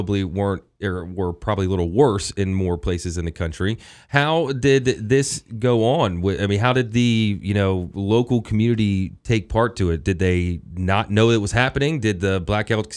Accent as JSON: {"language": "English", "town": "Hagerstown", "region": "Maryland", "country": "United States", "said": "I'm from Hagerstown"}